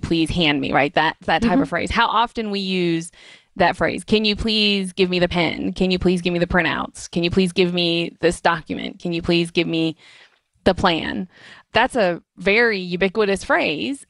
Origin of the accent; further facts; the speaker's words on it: United States; accent: American; my horrible American accent